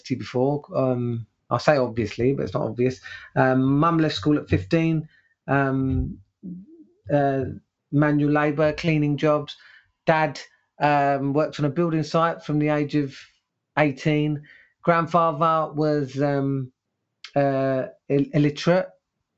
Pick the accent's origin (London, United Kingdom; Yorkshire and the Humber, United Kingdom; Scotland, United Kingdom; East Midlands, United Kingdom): London, United Kingdom; English is a second language; I was brought up in East Ham, which is in East London